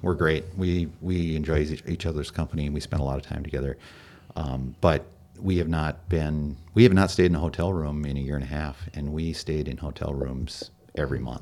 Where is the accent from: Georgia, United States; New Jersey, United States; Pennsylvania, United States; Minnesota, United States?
Minnesota, United States; We're from Minnesota